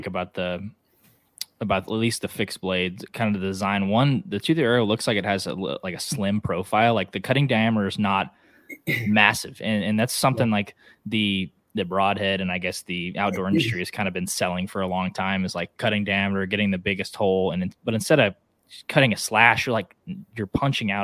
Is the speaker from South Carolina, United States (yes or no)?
no; Oklahoma, United States; I'm from Oklahoma